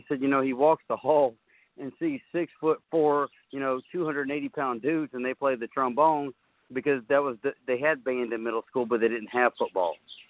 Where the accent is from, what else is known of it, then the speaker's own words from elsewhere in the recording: Caldwell County, South Carolina, United States; my hometown and the county where I was raised